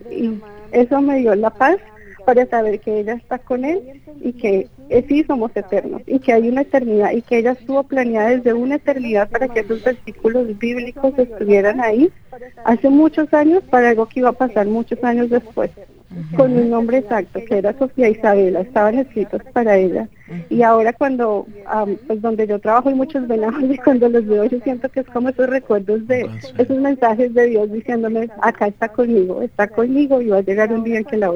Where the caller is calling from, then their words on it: San Francisco, California, United States; de San Francisco, California.